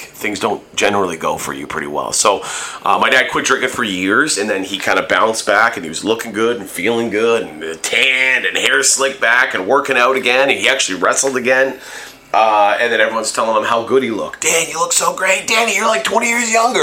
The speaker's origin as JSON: {"language": "English", "town": "Hamilton", "region": "Ontario", "country": "Canada", "tie": "born or raised there", "said": "growing up in Hamilton and the you know, close connection to Hamilton"}